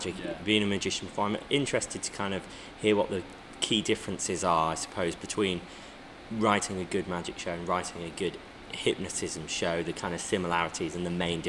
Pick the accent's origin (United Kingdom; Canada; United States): United Kingdom; Midlands; I'm from the Midlands